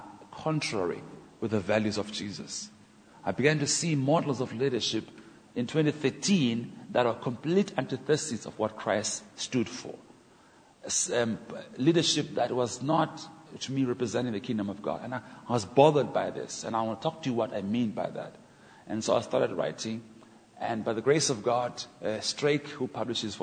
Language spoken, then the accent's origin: English; Port Elizabeth, Eastern Cape, South Africa; I'm African from Port Elizabeth